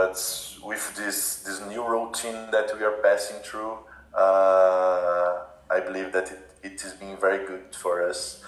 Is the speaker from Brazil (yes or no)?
yes; Brazil; English is a second language; we are not in contact with the language every time here in Brazil